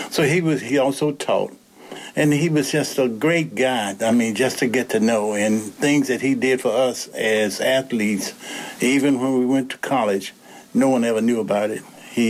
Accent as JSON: {"language": "English", "town": "Lynchburg", "region": "Virginia", "country": "United States", "tie": "born or raised there", "also_born_or_lived": "Raleigh, North Carolina", "said": "I was born in Lynchburg, here in Lynchburg, and I graduated from Dunbar High School."}